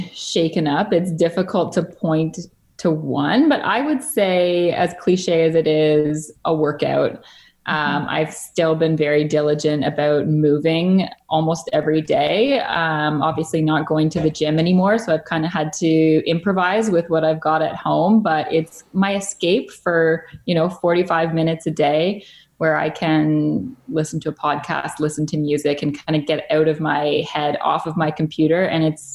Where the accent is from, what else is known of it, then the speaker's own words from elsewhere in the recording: Georgetown, Ontario, Canada; now in Lindsay, Canada; I grew up in a town about 45 minutes outside Toronto called Georgetown.